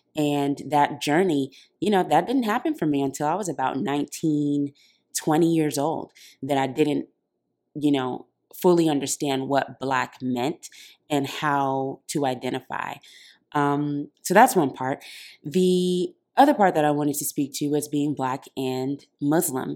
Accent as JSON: {"language": "English", "town": "Oakland", "region": "California", "country": "United States", "tie": "born or raised there", "said": "I was born in Oakland, California, and I grew up in a very African household"}